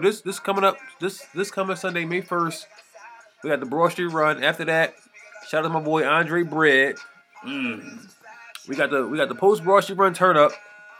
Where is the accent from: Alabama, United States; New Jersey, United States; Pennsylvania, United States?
Pennsylvania, United States; Philadelphia; shout out to my city, man. My city.